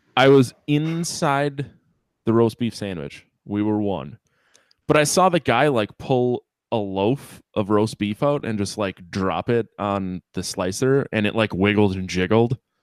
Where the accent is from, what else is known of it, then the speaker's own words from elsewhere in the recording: United States; 'cause I'm American